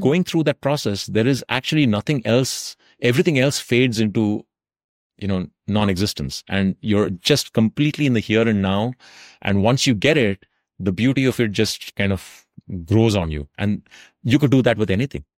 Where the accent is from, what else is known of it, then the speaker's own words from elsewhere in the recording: South India, India; also born or lived in Tamil Nadu; now in North India; what we grew up with in South India